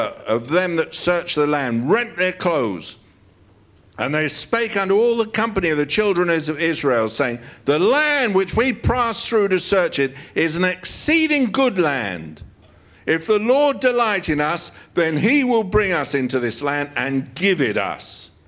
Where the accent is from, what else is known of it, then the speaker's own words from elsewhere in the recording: United Kingdom; We're British.